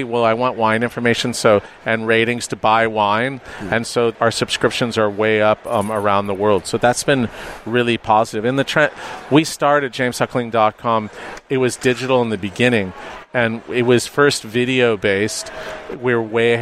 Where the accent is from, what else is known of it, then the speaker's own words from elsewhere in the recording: Los Angeles, California, United States; moved away; I was born and raised in Los Angeles